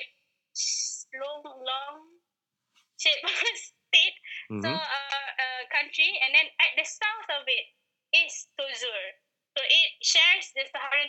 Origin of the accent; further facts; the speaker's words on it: Malaysia; as a Malaysian, we live in like normal houses like this